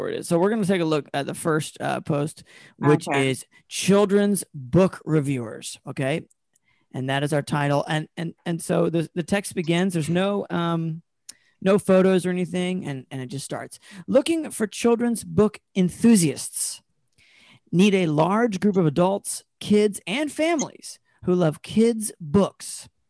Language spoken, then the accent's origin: English; North Carolina, United States; I'm from North Carolina, so I'm gonna be going back in December, and I'm just bracing myself for the culture shock.